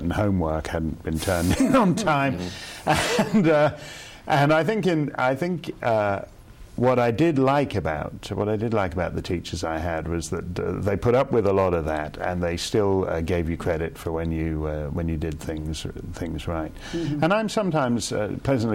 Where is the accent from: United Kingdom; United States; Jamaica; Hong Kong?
United Kingdom; Birmingham, West Midlands; also born or lived in Toronto, Canada; I was born in Toronto, and I had the bulk of my schooling over in the United Kingdom at King Edward School